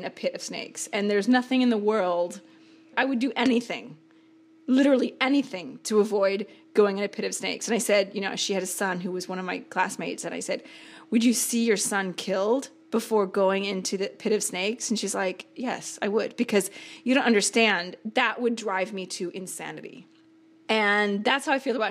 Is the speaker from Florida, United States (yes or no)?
no; Seattle, Washington, United States; I grew up in Seattle